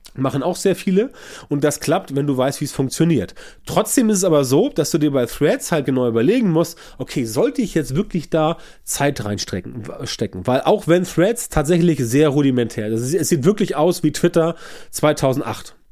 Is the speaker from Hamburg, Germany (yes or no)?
yes; Hamburg, Germany; bei uns in Hamburg hier